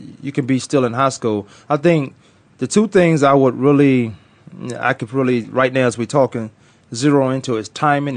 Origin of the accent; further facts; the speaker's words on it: Newport News, Virginia, United States; moved away; also born or lived in Kansas; I'm undrafted from Newport News, Virginia